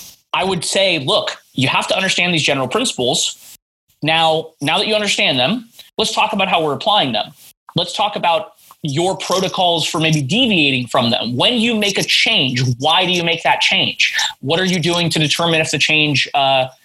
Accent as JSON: {"language": "English", "town": "Monterey", "region": "California", "country": "United States", "tie": "born or raised there", "moved": "as an adult", "lives_now": "Seattle, United States", "said": "This is when I still lived in my hometown of Monterey"}